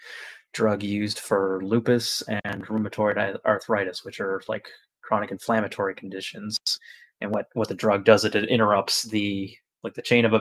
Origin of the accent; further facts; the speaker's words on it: Nova Scotia, Canada; I'm from Nova Scotia. I've been a paramedic here for 12 years since 2011